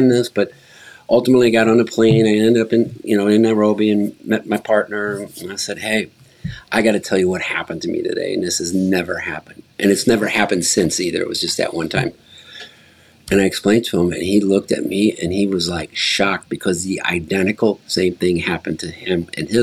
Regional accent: United States; as an American

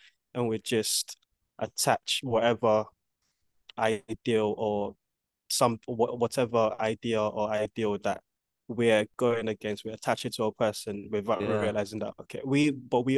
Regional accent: Nigeria; now in United Kingdom; growing up in Nigeria

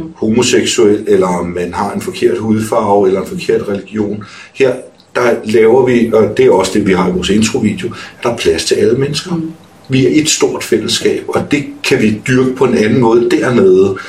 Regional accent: North Zealand, Capital Region of Denmark, Denmark; er født og opvokset op i Nordsjælland

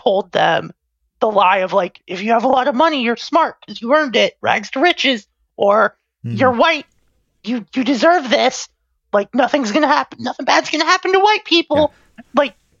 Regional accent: United States; As an American.

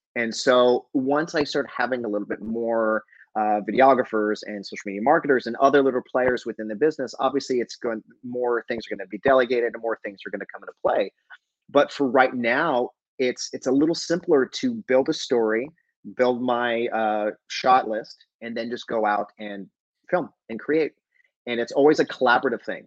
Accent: Albuquerque, New Mexico, United States; moved away; I'm originally from Albuquerque

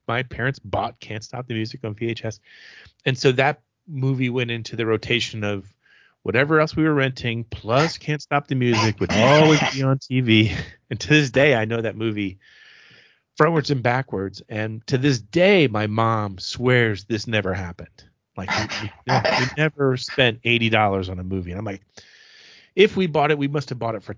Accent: Clearwater, Florida, United States; I grew up in Clearwater, Florida, which is a suburb of Tampa

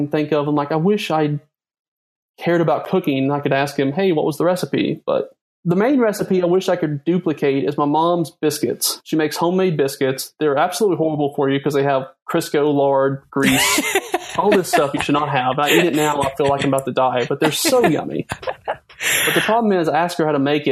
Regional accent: Western North Carolina, United States; I grew up in Western North Carolina

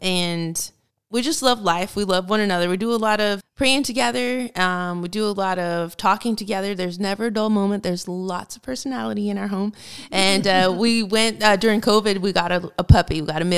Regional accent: Fort Knox, Kentucky, United States; born there; Well, I was a military brat. So I was born in Fort Knox, Kentucky.

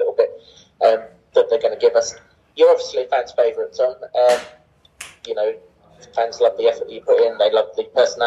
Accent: England, United Kingdom; as an Englishman

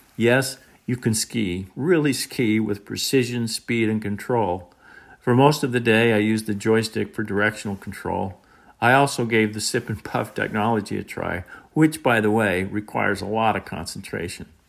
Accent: Tooele, Utah, United States; I'm a native Utah, born and raised in Tooele.

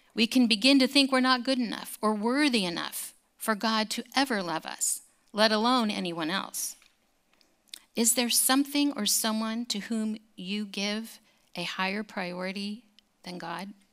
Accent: California, United States; growing up in California

